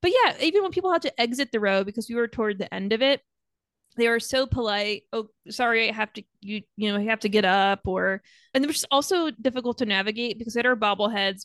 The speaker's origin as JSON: {"language": "English", "area": "Long Island", "region": "New York", "country": "United States", "tie": "born or raised there", "said": "I grew up on Long Island, so that's why the Yankees"}